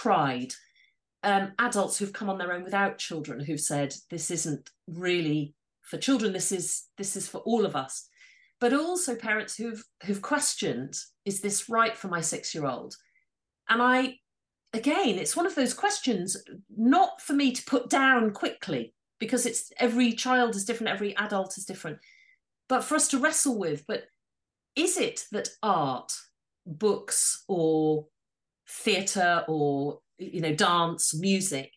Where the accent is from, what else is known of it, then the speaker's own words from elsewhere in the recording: Yorkshire and the Humber, United Kingdom; But I am from Yorkshire